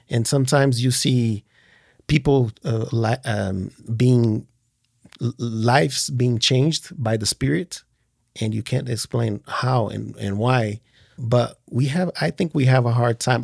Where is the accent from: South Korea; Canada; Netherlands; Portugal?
Portugal; born or raised there; moved away as an adult; also born or lived in Brazil / France / Switzerland